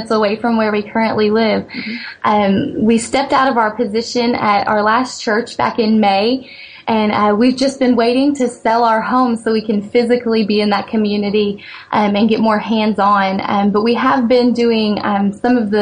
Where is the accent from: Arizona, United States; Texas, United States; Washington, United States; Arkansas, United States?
Arkansas, United States; Fayetteville; I grew up in Fayetteville, Arkansas